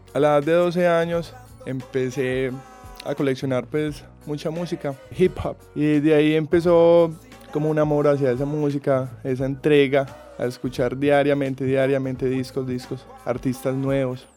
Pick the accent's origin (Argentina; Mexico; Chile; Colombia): Colombia; como buen colombiano